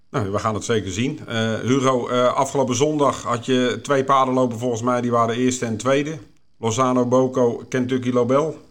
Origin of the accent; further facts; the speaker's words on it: Haarlemmermeer, North Holland, Netherlands; also born or lived in Voorburg; we zijn toen verhuisd naar, eh, toen was ik drie of vier, naar de Halemermeer.